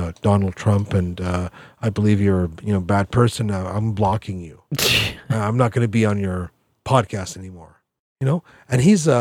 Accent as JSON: {"language": "English", "country": "Canada", "also_born_or_lived": "Toronto", "said": "I'm Canadian"}